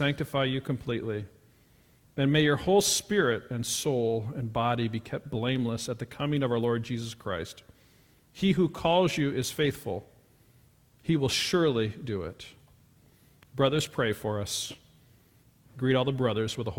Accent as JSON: {"language": "English", "town": "Pullman", "region": "Washington", "country": "United States", "tie": "born or raised there", "said": "I was born in Pullman, Washington. My mother was Miss Pullman in 1966. My dad taught at the university"}